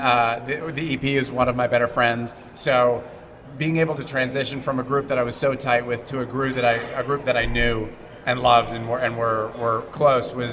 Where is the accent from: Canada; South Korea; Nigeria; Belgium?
Canada; Montreal, Quebec; I'm actually from Montreal. I can speak French.